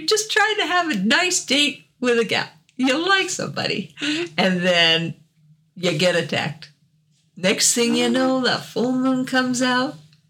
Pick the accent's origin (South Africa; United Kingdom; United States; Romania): United States; the South; moved away; also born or lived in Wyoming; I'm Southerner